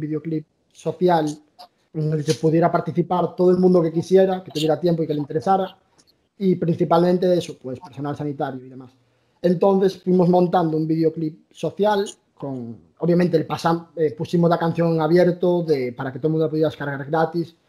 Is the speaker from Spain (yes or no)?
yes; A Coruña, Galicia, Spain; Somos gallegos, somos de La Coruña.